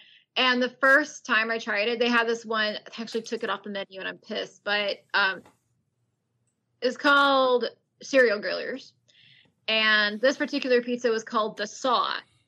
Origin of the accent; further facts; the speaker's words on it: California, United States; I was born and raised in California